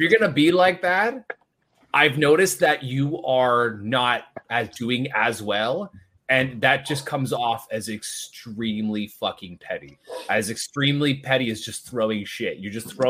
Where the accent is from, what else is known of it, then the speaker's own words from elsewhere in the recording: Ontario, Canada; I'm from Ontario